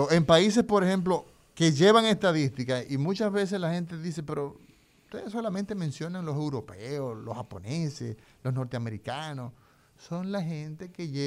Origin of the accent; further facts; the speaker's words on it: Cibao, Dominican Republic; yo soy cibaeño.